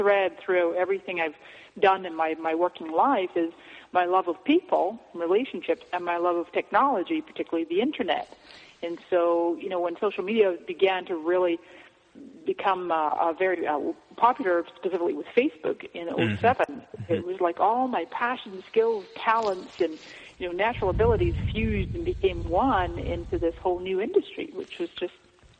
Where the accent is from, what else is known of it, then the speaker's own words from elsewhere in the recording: Scotland, United Kingdom; now in United States; I came to this country from Scotland in 99, and I've always been an entrepreneur since then.